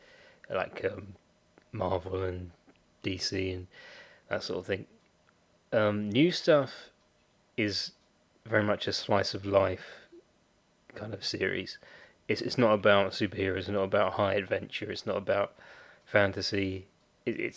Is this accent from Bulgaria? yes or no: no; United Kingdom; I'm a Brit